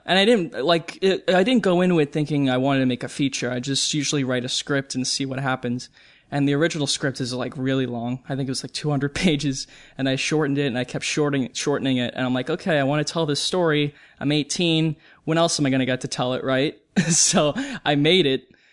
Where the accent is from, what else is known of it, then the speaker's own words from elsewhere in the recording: New York, United States; I'm from New York